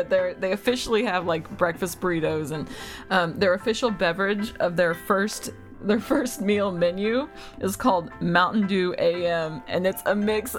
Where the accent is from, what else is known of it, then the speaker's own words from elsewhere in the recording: the South, United States; I grew up in the South